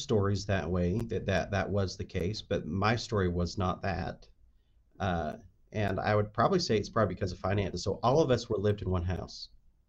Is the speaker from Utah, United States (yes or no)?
yes; Salt Lake Valley, Utah, United States; I was raised in the Salt Lake Valley area, even though the main headquarters was there in Arizona. So I was raised in Utah.